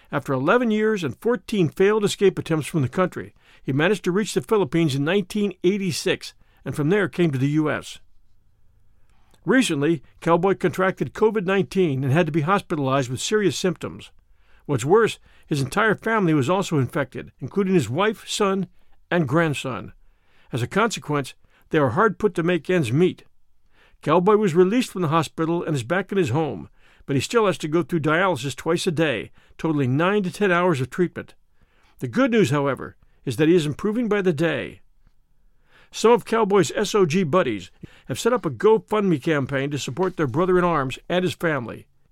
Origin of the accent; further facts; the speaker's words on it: California, United States; now in Virginia, United States; I was born in California and currently live in Virginia.